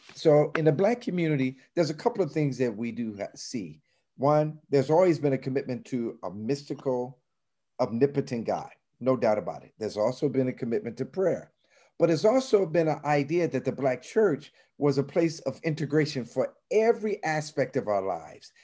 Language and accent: English; Chicago, Illinois, United States; I grew up in Chicago, but I grew up in an era where we would still have segregated housing